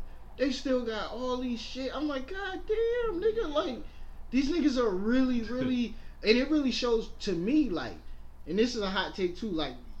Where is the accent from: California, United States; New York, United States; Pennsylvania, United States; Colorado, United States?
New York, United States; New York City; I'm from Brooklyn, nigga.